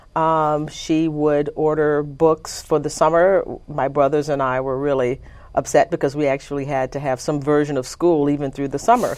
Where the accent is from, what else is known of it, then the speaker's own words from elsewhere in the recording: Conroe, Texas, United States; also born or lived in Livingston, Texas; I was born in Livingston, Texas, and when I was about six months old, my parents moved to Conroe, Texas